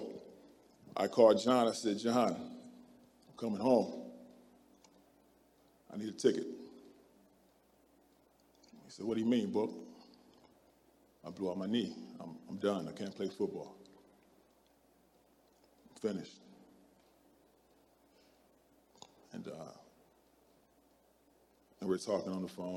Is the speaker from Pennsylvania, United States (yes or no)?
no; Akron, Ohio, United States; moved away as an adult; also born or lived in Kansas; I'm from Akron, Ohio